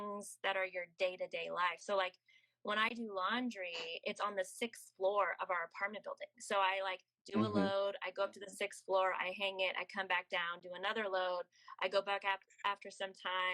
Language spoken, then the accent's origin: English; United States; moved away as an adult; I'll say America